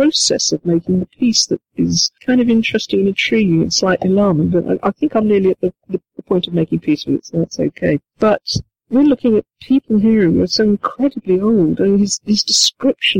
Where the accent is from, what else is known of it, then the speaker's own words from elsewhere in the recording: United Kingdom; I'm British